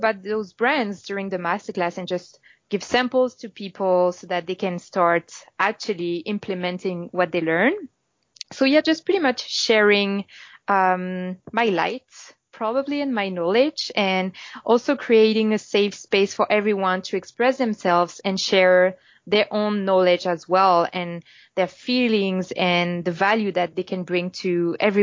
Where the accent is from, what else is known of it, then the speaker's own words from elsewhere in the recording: Paris, Île-de-France, France; English is a second language; moved away as an adult; now in Toronto, Canada; I'm French. I'm from Paris. And I came in Toronto about 2 years ago.